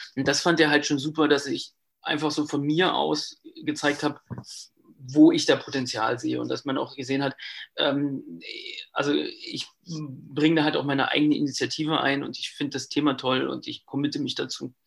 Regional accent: Brandenburg, Germany; Ich kam oder ich komme halt auch aus Brandenburg

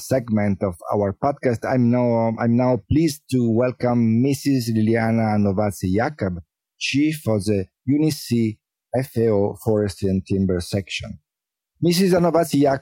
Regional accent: Milan, Lombardy, Italy; I was born and raised in Milano during the 60s

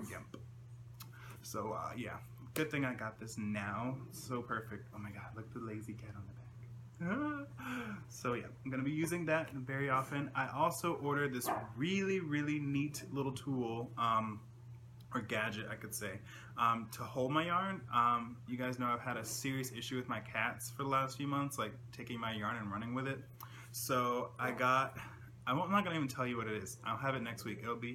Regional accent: the Carolinas, United States; I'm from Carolina

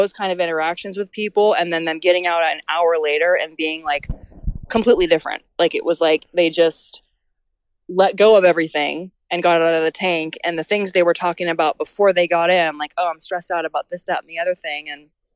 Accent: Colfax, California, United States; I grew up in Colfax. I taught yoga in Auburn. I am from this area.

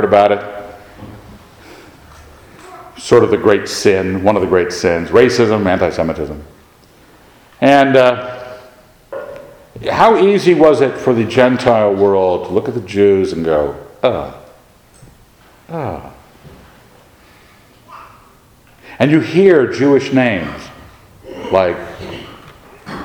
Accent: Scot, Scotland, United Kingdom; I'm a Scot

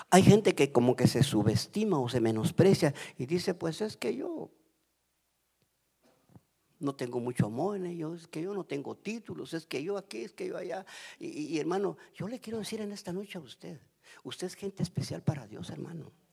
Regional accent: Guatemala; moved away as an adult; now in United States; a mí me dio risa cuando me vine de Guatemala porque uno de mis de mis nietecitos chiquititos me dice

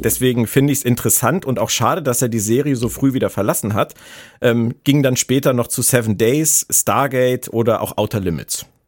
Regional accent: Berlin, Germany; aus meiner Heimat Berlin

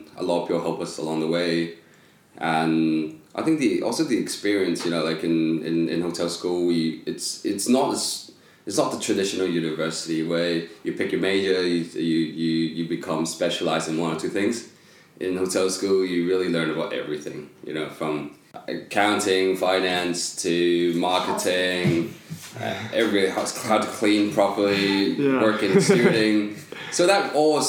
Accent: Hong Kong; now in Guangzhou, China; I'm from Hong Kong.

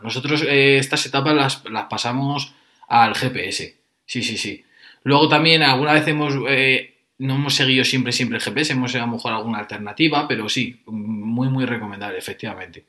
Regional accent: Fuenlabrada, Community of Madrid, Spain; yo soy de Fuenlabrada

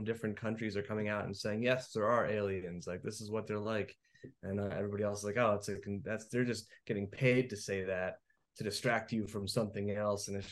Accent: New Jersey, United States; I'm from New Jersey here

